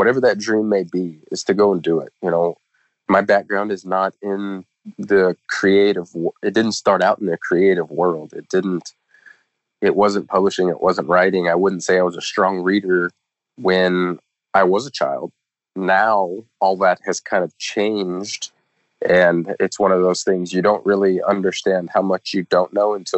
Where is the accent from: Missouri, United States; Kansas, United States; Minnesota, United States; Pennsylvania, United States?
Kansas, United States; moved away; back to Kansas to read to the elementary schools in my hometown